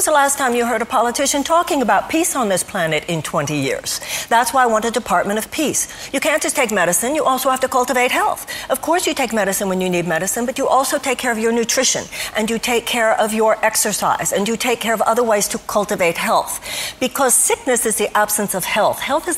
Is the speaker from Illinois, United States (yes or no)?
no; Texas, United States; Now, of course, I come from Texas.